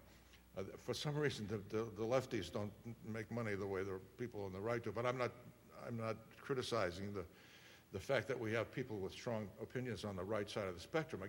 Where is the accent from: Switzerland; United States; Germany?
United States; Worcester, Massachusetts; my very first job was in my hometown of Worcester, Massachusetts